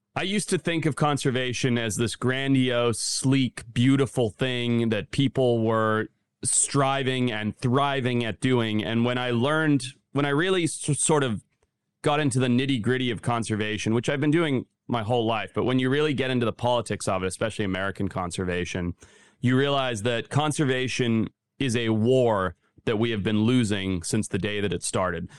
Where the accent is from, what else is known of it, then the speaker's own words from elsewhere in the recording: Zimbabwe; moved away; growing up in Zimbabwe